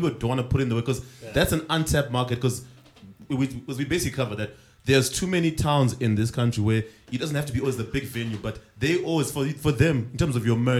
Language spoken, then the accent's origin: English; New York, United States; I'm from New York.